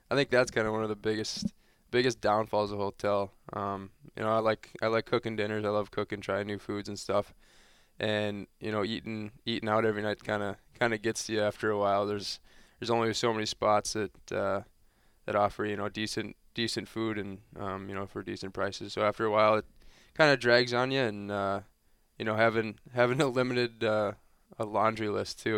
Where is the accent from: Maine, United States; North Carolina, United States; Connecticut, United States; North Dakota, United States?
North Dakota, United States; Grand Forks; moved away; growing up in North Dakota, when I, when I was there, it was definitely a little low-key thing, but I think growing up in that, that Grand Forks area